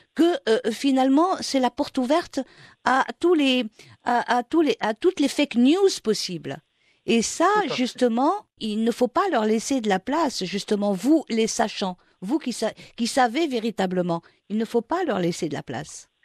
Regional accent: Morocco; chez nous au Maroc

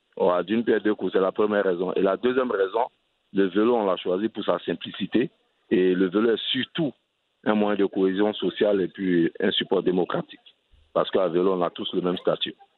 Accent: Abidjan, Côte d’Ivoire; also born or lived in southern Comoé (Grand-Bassam, Aboisso); je suis originaire du sud Comoué, la région de Bassam et Aboisseau. Et je suis né à Abidjan, dans une commune euh, cosmopolite qui s'appelle Crècheville. Et au quartier, on avait un seul vélo

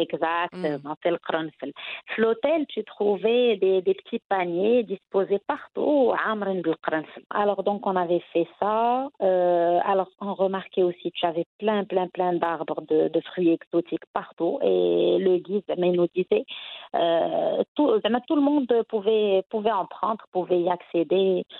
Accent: Casablanca, Casablanca-Settat, Morocco; also born or lived in Tangier; que ça soit à Casa ma ville natale ou encore à Tanger pendant pendant mes études

